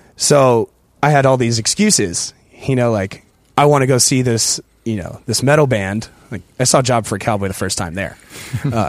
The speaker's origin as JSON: {"language": "English", "town": "San Diego", "region": "California", "country": "United States", "tie": "born or raised there", "said": "my hometown, San Diego"}